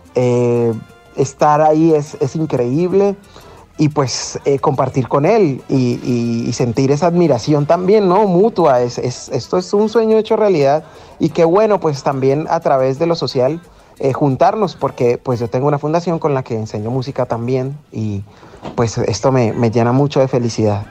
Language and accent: Spanish; Cali, Valle del Cauca, Colombia; de Cali para el mundo